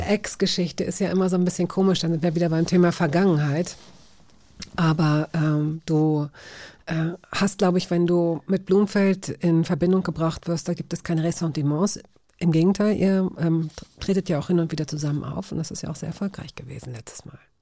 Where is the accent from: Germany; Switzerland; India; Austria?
Germany; Hanover, Lower Saxony; ich komme selbst aus Hannover